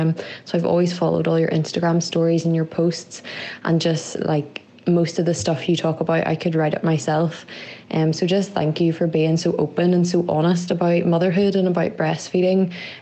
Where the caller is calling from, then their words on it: Northern Ireland, United Kingdom; I'm listening from Northern Ireland.